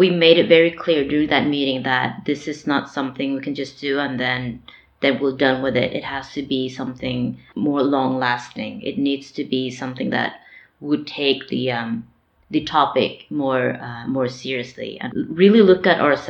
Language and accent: English; Norway; I am born and raised in Norway